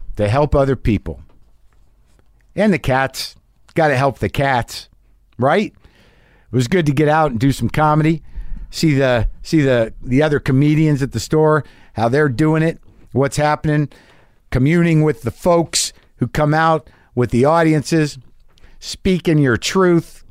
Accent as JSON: {"language": "English", "region": "New Mexico", "country": "United States", "tie": "born or raised there", "said": "I grew up in New Mexico"}